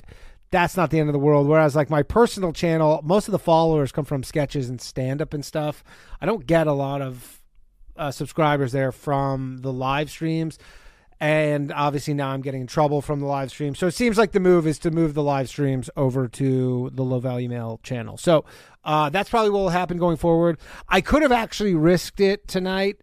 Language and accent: English; Burlington, Ontario, Canada; moved away; I will be in my hometown